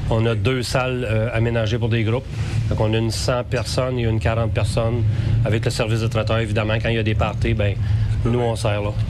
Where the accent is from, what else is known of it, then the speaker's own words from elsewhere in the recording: Saint-Raymond, Quebec, Canada; continuer ce que ce, joyau-là d'activité familiale était chez nous à Saint-Raymond